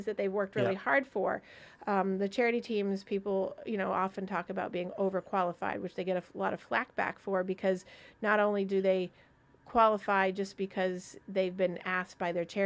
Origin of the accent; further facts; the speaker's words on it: Vermont, United States; I'm from Vermont.